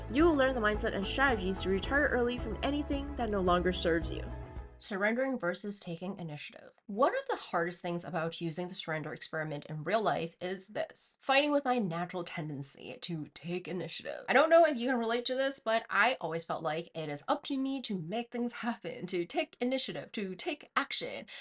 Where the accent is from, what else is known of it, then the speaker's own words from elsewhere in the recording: China; moved away; growing up in China